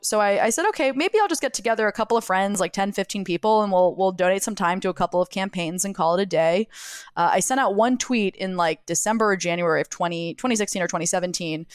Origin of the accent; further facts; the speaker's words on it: Jacksonville, Florida, United States; now in New York City, United States; I grew up in Jacksonville, Florida, which is on, on or near the Florida Georgia border.